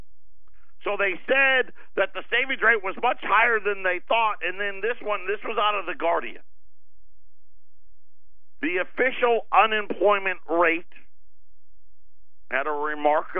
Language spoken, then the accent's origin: English; Syracuse, New York, United States; moved away; Where I grew up in Syracuse